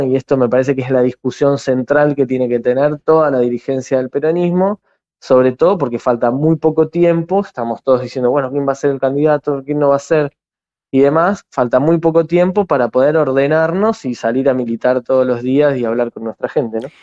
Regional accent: Argentina; now in San Martín, Argentina; nuestro nuestro país

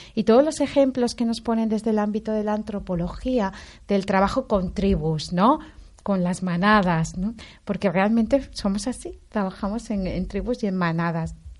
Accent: Valencia, Valencian Community, Spain; los dos somos de Valencia

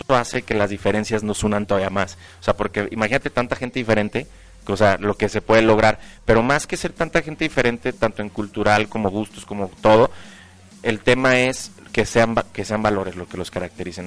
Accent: León, Guanajuato, Mexico; soy de aquí de León

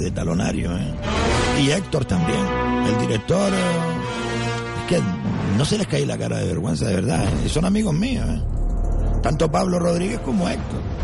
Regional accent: Gran Canaria, Canary Islands, Spain; somos de la isla de Gran Canaria

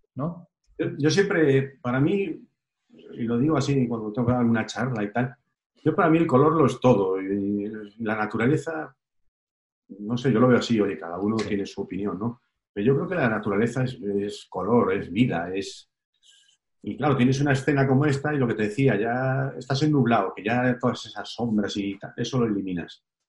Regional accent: Galicia, Spain; yo soy gallego

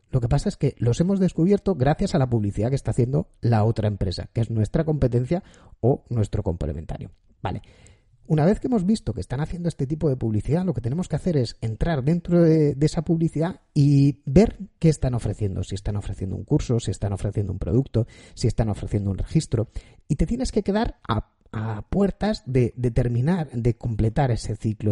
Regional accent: Spain; yo soy español

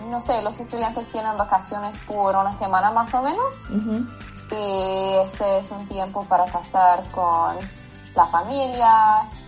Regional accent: Ohio, United States; moved away as an adult; now in Florida, United States; soy de Ohio, pero ahora estoy viviendo en Florida porque mi esposo está estudiando aquí. Entonces llevamos, creo que sí, un año aquí.

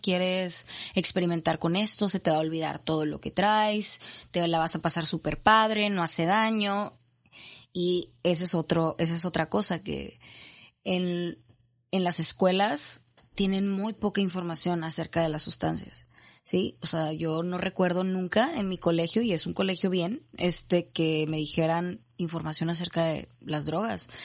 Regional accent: Monterrey, Nuevo León, Mexico; yo soy de aquí de Monterrey

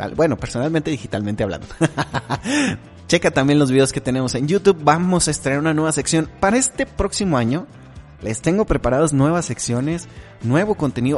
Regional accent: Mexico; como decimos aquí en México

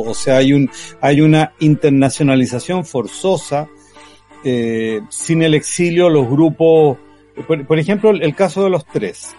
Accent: Chile; nuestro sello chileno

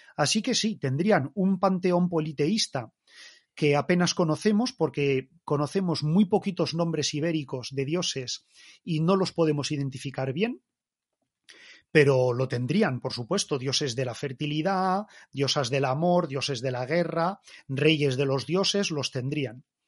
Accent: Spain; nosotros los españoles, con nuestra cultura española

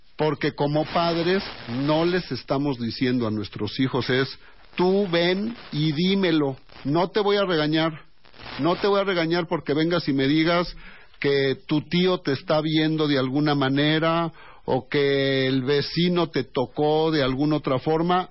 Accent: Mexico; Todos somos mexicanos

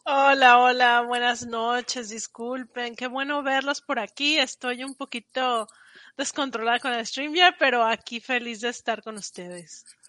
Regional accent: Mexico; moved away as an adult; also born or lived in Paris; now in United States; soy mexicana, si no lo han notado por el acento, y llevo acá en Estados Unidos desde 2013

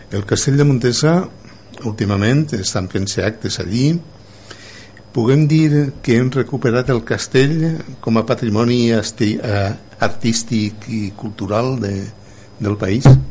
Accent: Canals, Valencian Community, Spain; sóc de Canals

